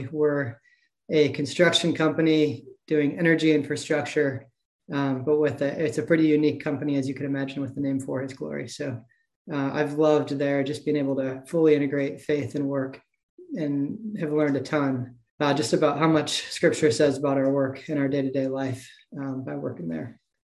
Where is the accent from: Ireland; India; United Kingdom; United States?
United States; Rochester, New York; moved away as an adult; now in Charlotte, United States; I am a middle-aged male, as you could probably imagine. I grew up in Rochester, New York. I was the fourth of five kids